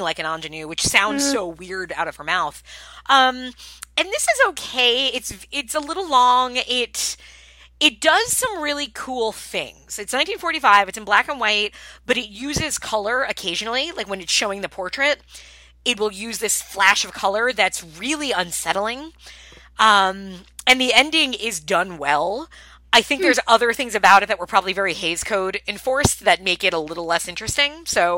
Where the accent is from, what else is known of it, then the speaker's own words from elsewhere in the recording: Suffolk County, Long Island, New York, United States; I'm from Suffolk County